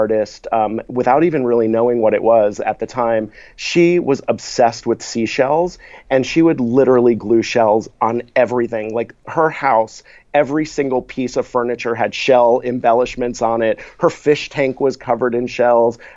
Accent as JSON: {"language": "English", "region": "South Florida", "country": "United States", "tie": "born or raised there", "said": "I grew up in South Florida"}